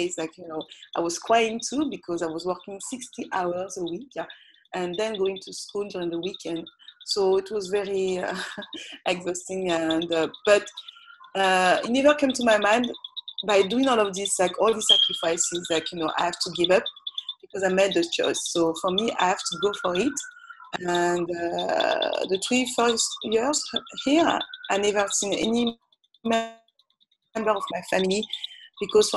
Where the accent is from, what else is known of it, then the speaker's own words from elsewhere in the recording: Paris, Île-de-France, France; accent: French; English is a second language; moved away as an adult; also born or lived in Cayenne, French Guiana; now in New York, United States; I'm from French Guiana. I was born in Cayenne, but I was raised in Paris. So all my life, I went to school, I live in Paris. So I'm a real Parisian.